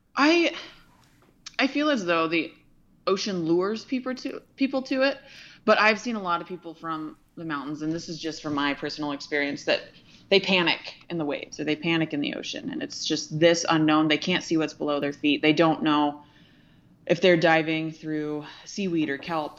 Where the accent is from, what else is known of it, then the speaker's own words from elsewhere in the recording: Ventura, California, United States; moved away; also born or lived in Montana; I was born and raised in Ventura, California